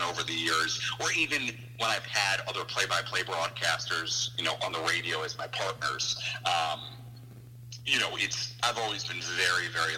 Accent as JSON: {"language": "English", "region": "New York", "country": "United States", "tie": "born or raised there", "also_born_or_lived": "Chicago, Illinois", "moved": "as an adult", "said": "A lot of the people I grew up with here in New York, I mean, being from this area"}